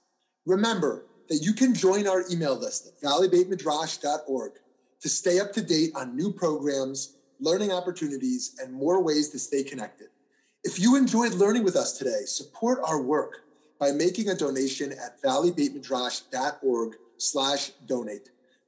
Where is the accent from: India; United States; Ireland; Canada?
Canada; I'm also Canadian.